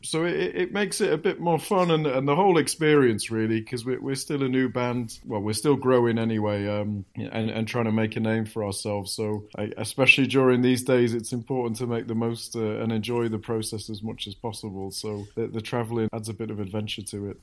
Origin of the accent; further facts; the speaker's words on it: Manchester, North West England, United Kingdom; I grew up in Manchester